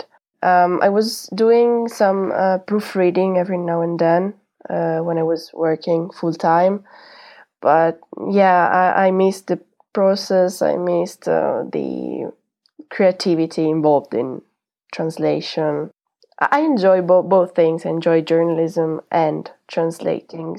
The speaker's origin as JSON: {"language": "English", "town": "Genoa", "region": "Liguria", "country": "Italy", "tie": "born or raised there", "said": "my hometown"}